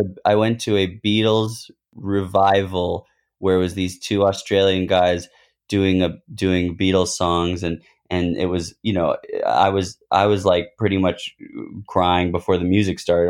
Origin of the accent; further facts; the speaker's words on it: United States; also born or lived in Los Angeles; I was born in the States